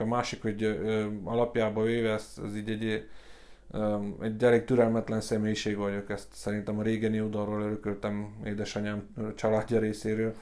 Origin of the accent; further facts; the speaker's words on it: Gheorgheni, Harghita County, Romania; én szintén Gyergyóba születtem, itt nőttem fel, aszfaltbetyár vagyok a Virágnegyedből